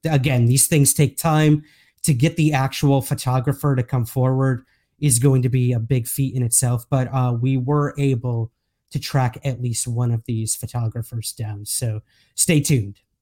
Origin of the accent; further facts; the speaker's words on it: United States; accent: American; moved away as an adult; now in Scotland, United Kingdom; as you can tell by my accent, I am American. However, I do live in the U K now.